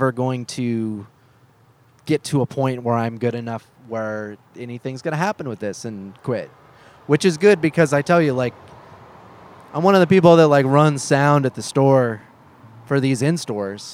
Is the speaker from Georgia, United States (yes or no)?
no; Beaverton, Oregon, United States; I grew up in Beaverton